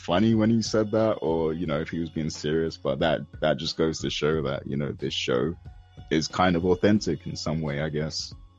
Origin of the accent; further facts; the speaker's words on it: United Kingdom; as the British guy